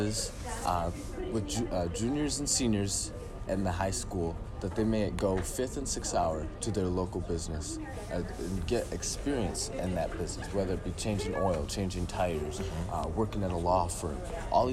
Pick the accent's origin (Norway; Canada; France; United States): United States; Millington, Michigan; also born or lived in Grand Blanc, Michigan; I came from Millington originally, actually